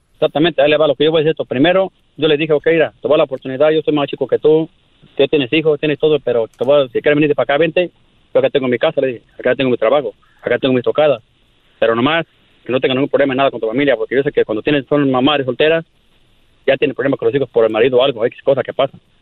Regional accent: Michoacán, Mexico; somos michoacanos

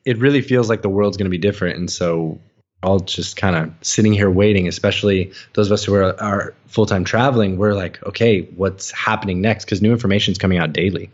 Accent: United States; moved away; also born or lived in Hanoi, Vietnam; growing up as an American, we hear a lot about the war

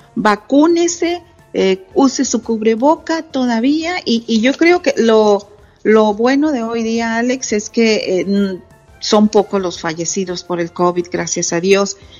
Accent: Monterrey, Nuevo León, Mexico; mis papás, orgullosamente zacatecanos, yo nací en Monterrey

